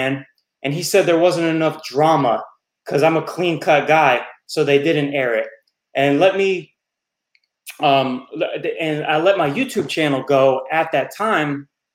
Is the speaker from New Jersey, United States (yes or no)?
yes; West Milford, New Jersey, United States; moved away as an adult; also born or lived in Florida; I was born and raised in Jersey